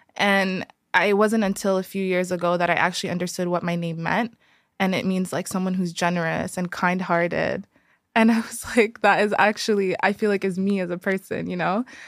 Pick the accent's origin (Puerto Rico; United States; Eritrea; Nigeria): Eritrea; I'm from Eritrea.